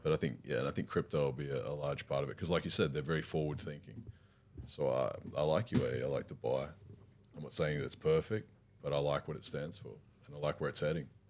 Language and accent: English; Warsaw, Masovian Voivodeship, Poland; we come from Warsaw, both come together, both live in the same building